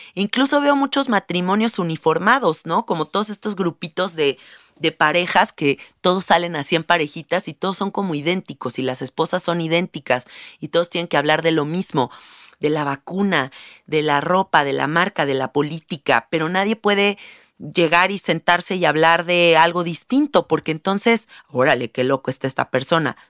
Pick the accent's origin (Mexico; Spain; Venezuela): Mexico; Yo vivo en un país, siendo mexicana